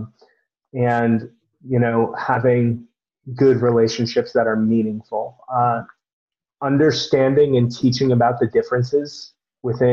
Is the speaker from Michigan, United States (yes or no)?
no; Fair Lawn, New Jersey, United States; the town I grew up in was called the Fair Lawn Cutters